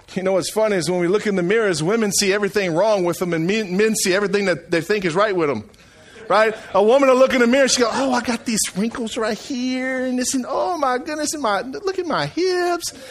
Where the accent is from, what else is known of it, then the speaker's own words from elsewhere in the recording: Franklin, Louisiana, United States; now in Eunice, United States; I come from Franklin, Louisiana